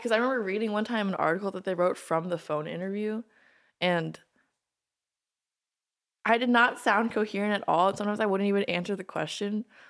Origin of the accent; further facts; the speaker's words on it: Maryland, United States; moved away as an adult; now in Los Angeles, United States; Both from Maryland.